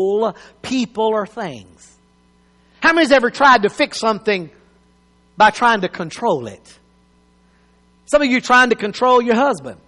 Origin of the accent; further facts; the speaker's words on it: United States; as an American